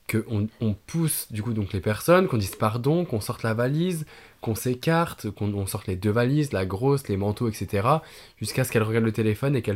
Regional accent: France; Français qui se voient pour la première fois aux États-Unis.

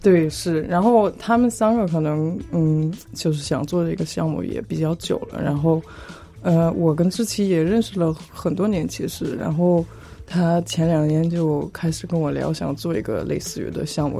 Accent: suburbs of Frankfurt, Hesse, Germany; moved away; 其实我也不是法兰克福市中心出生的长大的，我也是在郊区嗯。长大的

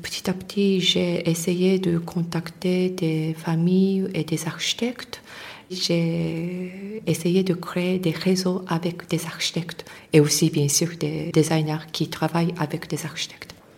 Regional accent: Tokyo, Japan; French is a second language; moved away; je suis née à Tokyo, mais dans le quartier très populaire

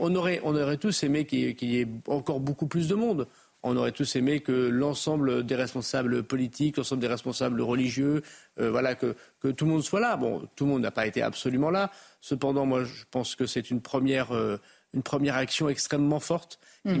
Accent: Roubaix, Hauts-de-France, France; je suis du Nord. Voilà, je suis de Tourcoing-Roubaix

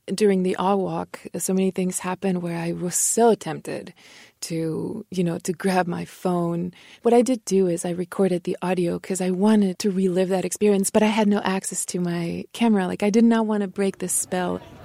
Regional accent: Mexico; first language Spanish; English is a second language; moved away; also born or lived in Torreoncitos, Chihuahua; I am here in my dear, dear homeland, Mexico

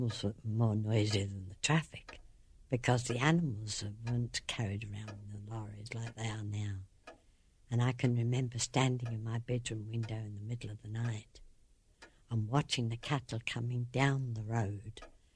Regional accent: Sutton, London, United Kingdom; moved away as an adult; also born or lived in Ballinasloe, Ireland; now in Ireland; I came from Sutton in Surrey, and it was a nice little, well, I suppose they call it village those days

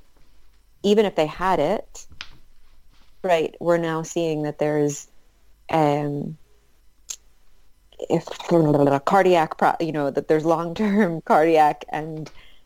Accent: United States; I'm American

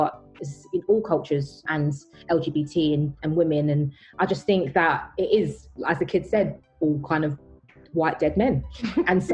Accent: United Kingdom; I'm British, even though I'm black, I was born here

